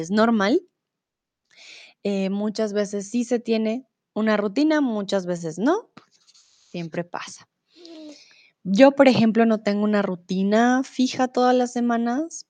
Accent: Colombia; now in Germany; soy de Colombia, comúnmente vivo en Alemania y ahora estoy en México

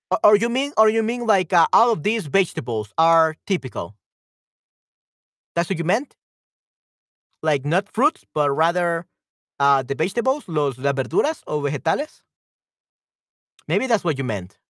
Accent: El Salvador; El papaturro es una fruta rica que tiene buen sabor y se da solo en mi tierra, en mi lindo El Salvador.

